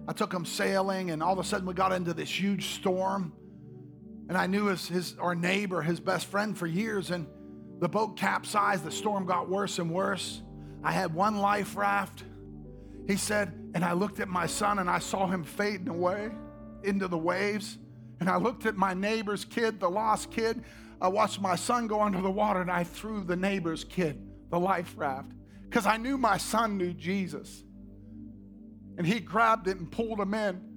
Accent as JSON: {"language": "English", "region": "Oklahoma", "country": "United States", "moved": "yes", "said": "I come from Oklahoma"}